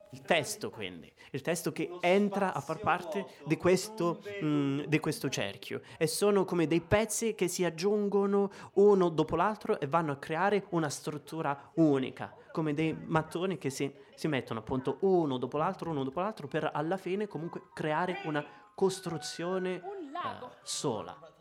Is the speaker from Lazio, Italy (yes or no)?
no; Sicily, Italy; moved away as an adult; also born or lived in Rome / Ticino; ho 28 anni e vengo dalla Sicilia.